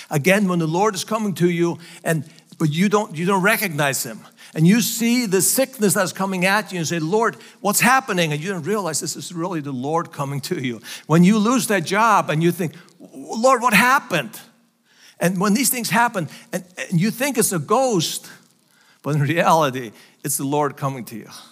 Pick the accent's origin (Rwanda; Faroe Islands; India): Faroe Islands; English is a second language; moved away as an adult; also born or lived in United States; So, so Faroes are still part of Denmark. And that's where I was born and raised